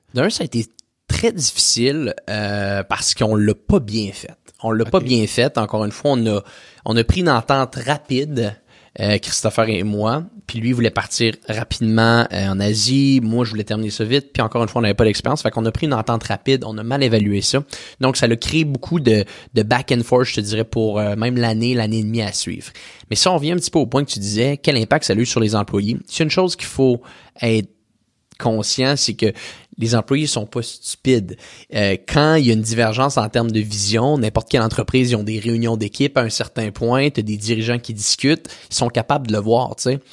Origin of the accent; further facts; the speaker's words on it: Quebec City, Quebec, Canada; je viens de la ville de Québec